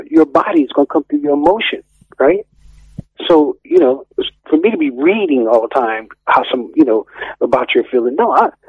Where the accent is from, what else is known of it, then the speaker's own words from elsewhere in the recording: United States; moved away as an adult; now in Edinburgh, United Kingdom; we don't reciprocate in America like